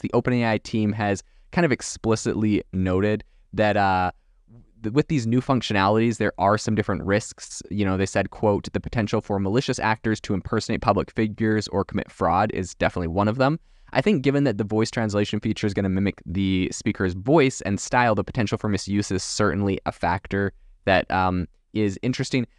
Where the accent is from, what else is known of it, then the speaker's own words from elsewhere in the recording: Canada; also born or lived in France; I'm from Canada originally